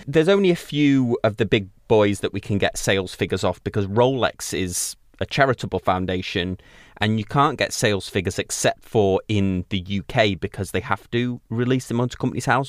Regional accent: United Kingdom; being British

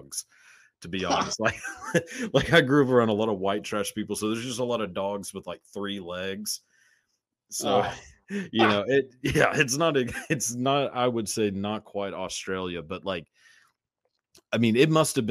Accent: Texas, United States; as a kid, so like growing up in Texas, there's tornadoes all the time

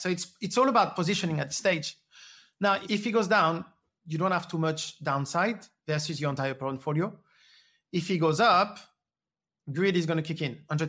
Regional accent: France; moved away; I grew up in France, um, I I was going to school twenty miles away from a nuclear plant

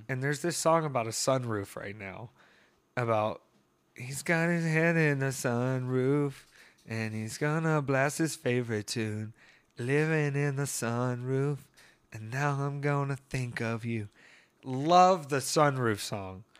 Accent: Greer, South Carolina, United States; I grew up in Greer, Peter, out there in Greer by the G S P airport

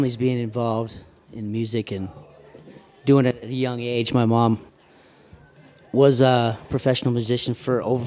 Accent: Colorado, United States; I'm a Colorado boy

